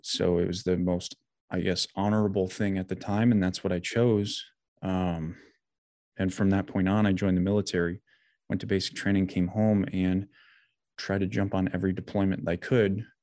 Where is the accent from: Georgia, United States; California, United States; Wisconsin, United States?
Wisconsin, United States; Janesville; now in Brookfield, United States; I was born and raised in Janesville, which is like central South Wisconsin.